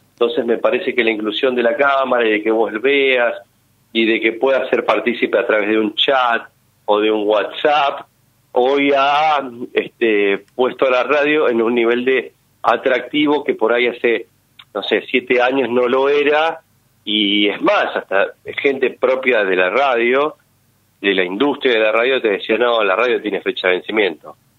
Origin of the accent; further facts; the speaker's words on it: Quilmes, Buenos Aires Province, Argentina; Yo soy de Quilmes, escucho mucho radio zonal